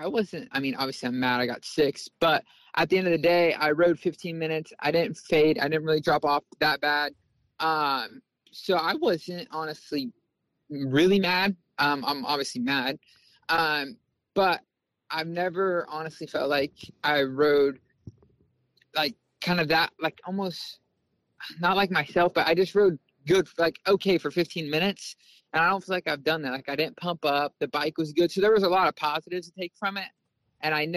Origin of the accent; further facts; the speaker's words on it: Bakersfield, California, United States; I come from Bakersfield. There's dirt track, asphalt